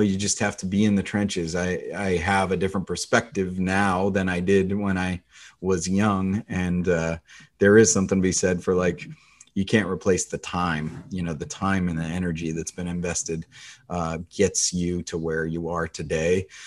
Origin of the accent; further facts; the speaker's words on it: the Northwest, Pacific Northwest, United States; I grew up in the Northwest.